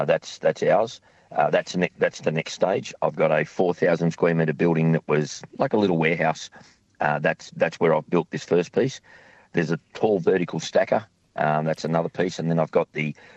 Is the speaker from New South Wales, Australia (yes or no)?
yes; Sydney, New South Wales, Australia; now in Tasmania, Australia; I grew up in Sydney.